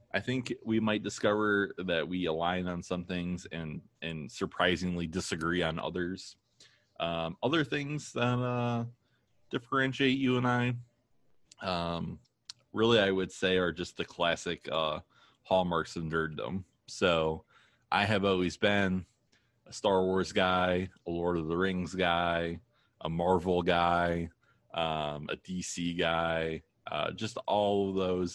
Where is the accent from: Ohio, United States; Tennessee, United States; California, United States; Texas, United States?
Ohio, United States; Toledo; born or raised there; also born or lived in Maine